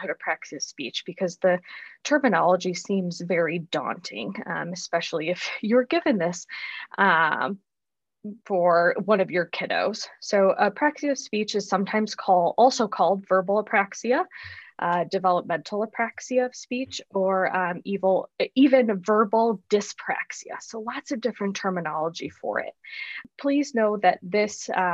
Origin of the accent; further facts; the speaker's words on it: Chicago, Illinois, United States; moved away as an adult; also born or lived in Arizona; now in Tucson, United States; I was born and raised in Chicago, Illinois.